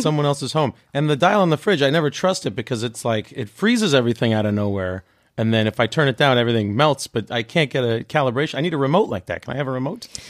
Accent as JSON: {"language": "English", "country": "Canada", "said": "I'm Canadian"}